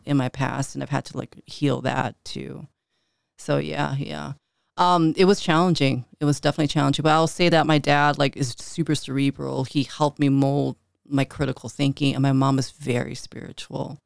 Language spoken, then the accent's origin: English; Chicago, Illinois, United States; I grew up north side, right around the Belmont and Clark area